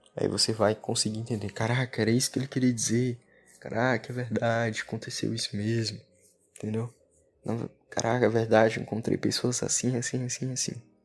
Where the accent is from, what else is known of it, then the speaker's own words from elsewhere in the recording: Brazil; Amo muito a minha terra, Brasil.